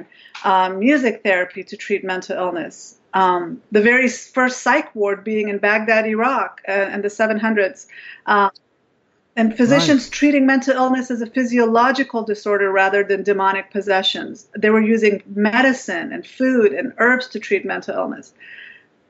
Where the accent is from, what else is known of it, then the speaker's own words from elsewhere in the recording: Afghanistan; I'm from Afghanistan